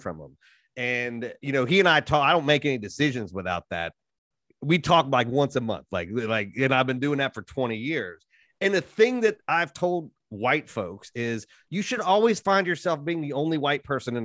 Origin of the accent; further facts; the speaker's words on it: Appalachia, United States; I'm from Appalachia